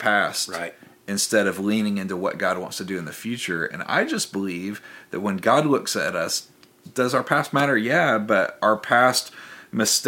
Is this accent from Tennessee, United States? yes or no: yes; near Memphis, Tennessee, United States; growing up near Memphis